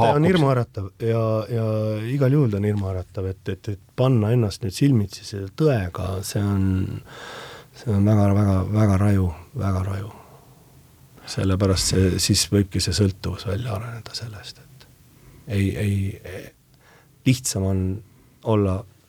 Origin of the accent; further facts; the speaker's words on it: Hiiu, Harju County, Estonia; see on minu sünnikodu.